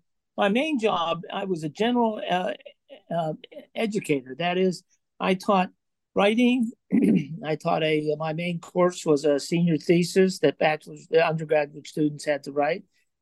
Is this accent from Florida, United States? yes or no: no; Johnstown, Pennsylvania, United States; Yeah, I grew up in Johnstown, Pennsylvania, in a steelworker family with a lot of steelworker uncles and neighbors, and in a steel town, was a steel town then.